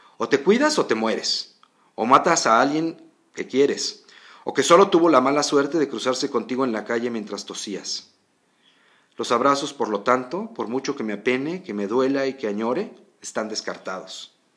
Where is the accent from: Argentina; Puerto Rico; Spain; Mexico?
Mexico; somos como somos los mexicanos